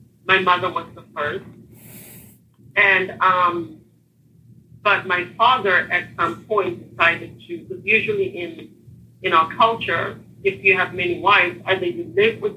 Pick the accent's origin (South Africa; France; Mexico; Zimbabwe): Zimbabwe; Harare; now in Texas, United States; I was born and raised in Harare, Zimbabwe, which is Southeast Africa.